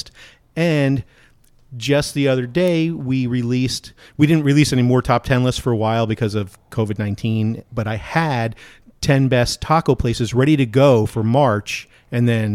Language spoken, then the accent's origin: English; North Brunswick, New Jersey, United States; I grew up in North Brunswick, New Jersey